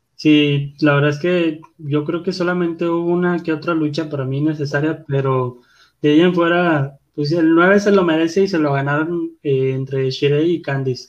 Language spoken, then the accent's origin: Spanish; Guadalupe, Nuevo León, Mexico; Soy de Guadalupe